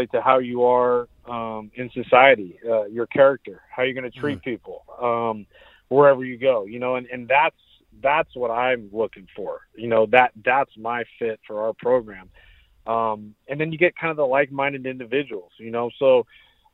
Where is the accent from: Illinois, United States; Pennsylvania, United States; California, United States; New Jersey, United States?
California, United States; San Diego; growing up in San Diego